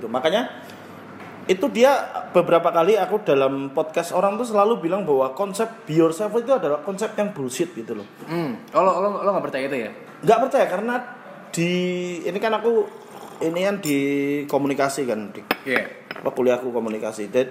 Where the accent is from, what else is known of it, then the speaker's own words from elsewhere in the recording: Java, Indonesia; kamu tahu aku orang Jawa